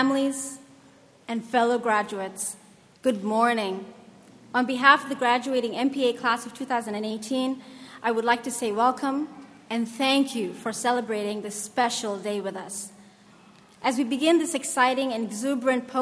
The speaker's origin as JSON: {"language": "English", "country": "Somalia", "said": "my home country of Somalia"}